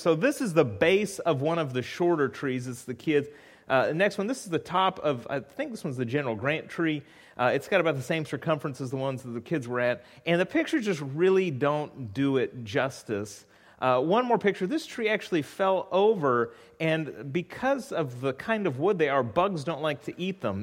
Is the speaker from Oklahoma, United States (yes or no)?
no; California, United States; moved away; I grew up in California